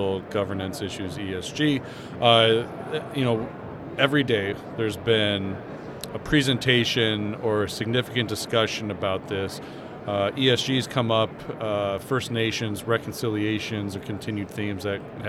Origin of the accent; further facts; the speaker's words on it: United States; as an American